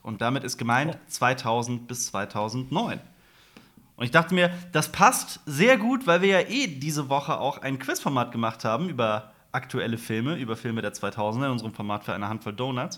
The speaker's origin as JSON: {"language": "German", "region": "West Germany", "country": "Germany", "said": "wir sind ja auch Westdeutsche"}